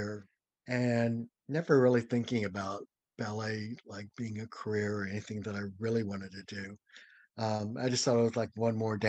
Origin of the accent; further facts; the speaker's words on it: St. Louis, Missouri, United States; moved away as an adult; I was from the St. Louis area